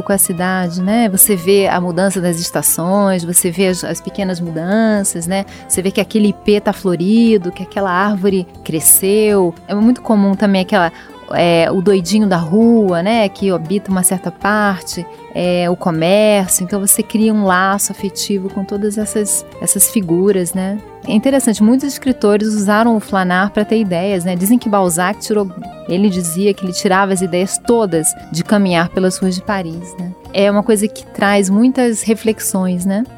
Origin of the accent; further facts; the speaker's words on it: Rio de Janeiro, Brazil; Eu que sou do Rio, eu flanei muito pelo Rio, principalmente pelo centro. Então era, eu estava na, na, minha cidade